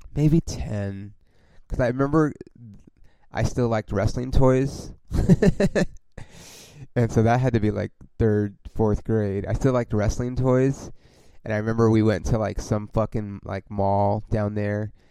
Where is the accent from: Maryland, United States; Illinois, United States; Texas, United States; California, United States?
California, United States; Los Angeles; also born or lived in Oklahoma; I'm obviously from Los Angeles.